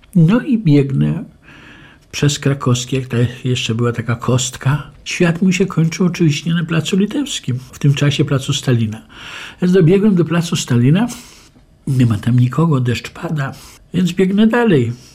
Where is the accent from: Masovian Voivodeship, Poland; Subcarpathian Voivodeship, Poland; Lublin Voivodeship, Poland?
Lublin Voivodeship, Poland; Lublin; Urodziłem się w Lublinie 20 kwietnia 1948 roku